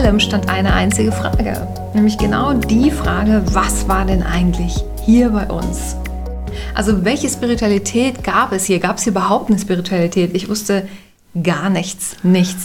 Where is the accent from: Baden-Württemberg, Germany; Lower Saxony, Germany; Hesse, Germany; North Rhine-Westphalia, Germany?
North Rhine-Westphalia, Germany; Bergisches Land; ich bin aufgewachsen im Wald